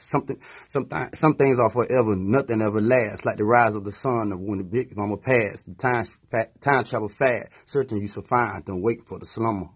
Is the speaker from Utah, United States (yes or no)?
no; Tallahassee, Florida, United States; also born or lived in Greensboro; I lived in Tallahassee all my life, basically, you know, since nineteen eighty-seven